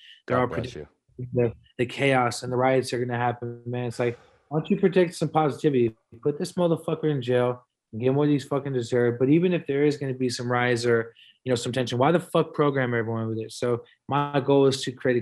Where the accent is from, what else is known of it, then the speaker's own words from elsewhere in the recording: San Francisco, California, United States; We're from San Francisco